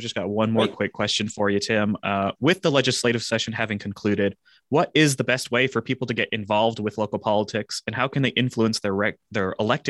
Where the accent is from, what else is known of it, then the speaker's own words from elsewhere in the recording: Canada; my home country of Canada.